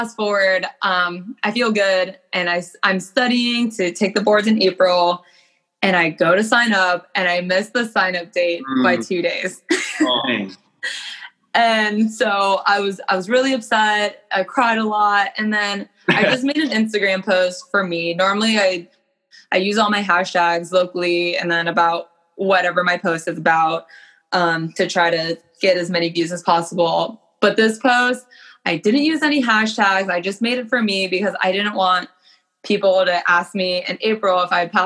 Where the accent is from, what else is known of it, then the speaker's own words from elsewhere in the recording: Alexandria, Virginia, United States; I grew up in Alexandria, Virginia.